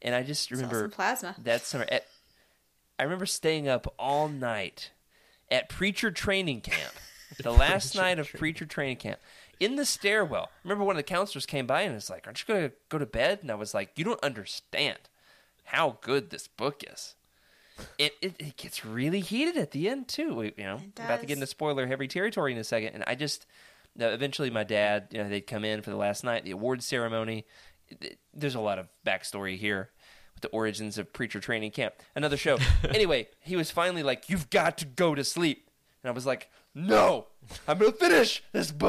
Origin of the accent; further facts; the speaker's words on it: Oklahoma, United States; moved away; also born or lived in Arkansas; Oklahoma to visit my hometown